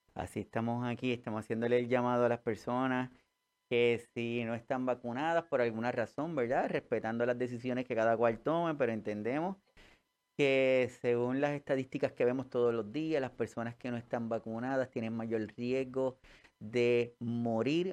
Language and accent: Spanish; Puerto Rico; nosotros acá en Puerto Rico